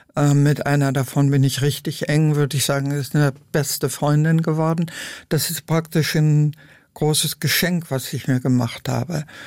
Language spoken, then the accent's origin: German; Lüdenscheid, North Rhine-Westphalia, Germany; now in Berlin, Germany; in meiner Heimatstadt Lüdenscheid